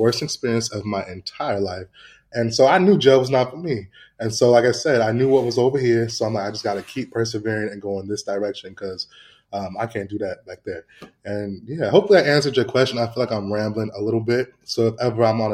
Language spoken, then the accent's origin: English; Santa Ana, California, United States; I grew up in a city called Santa Ana, which is like Mexico